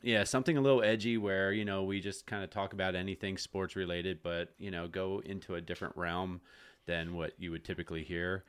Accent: Jonestown, Pennsylvania, United States; also born or lived in Pittsburgh, Pennsylvania; I grew up in the Jonestown area as well

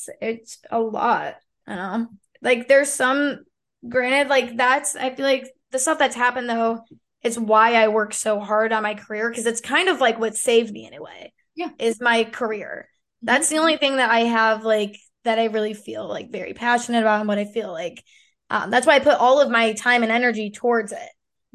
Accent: Illinois, United States; be back in Illinois. I didn't want to be back. It just didn't I didn't I don't love it there. It's my hometown.

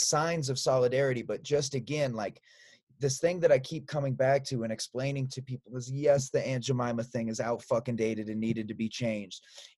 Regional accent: Des Moines, Iowa, United States; moved away; also born or lived in Chicago; I grew up in Des Moines and lived in Chicago for a long time.

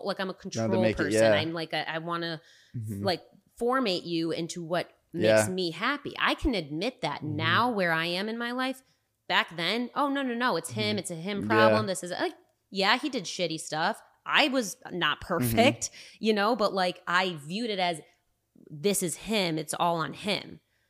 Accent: Rochester, United States; now in California, United States; I don't see myself moving back to my hometown.

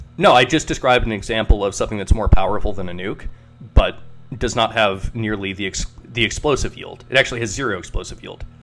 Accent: United States; I'm an I'm an American

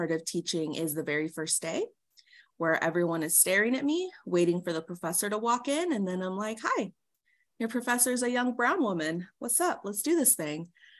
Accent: Oxnard, California, United States; also born or lived in Mexicali, Mexico / Orange County, California; And I just recently moved back to the 805. I grew up in Oxnard, but I had moved away to the Orange County area. So recently came back.

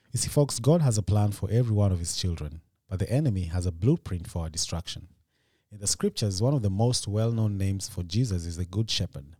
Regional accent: Kenya; now in United States; In Kenya, we don't do shout-outs

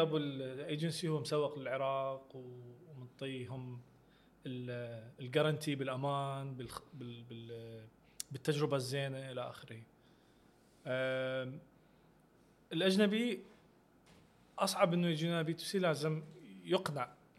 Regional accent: Iraq; انا وانت كمواطنين عراقيين

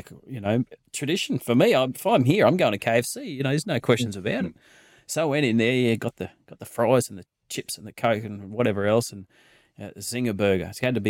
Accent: Queensland, Australia; I grew up out in the Darling Downs at the other side of Toowoomba there. And we used to travel into a little place called Dalby.

